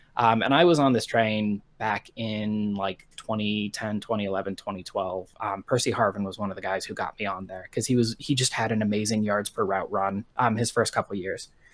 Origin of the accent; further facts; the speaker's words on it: Colorado Springs, Colorado, United States; I was born in Colorado Springs, Colorado in nineteen